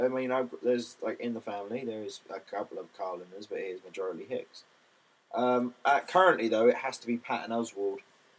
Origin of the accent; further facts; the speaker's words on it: United Kingdom; I'm British.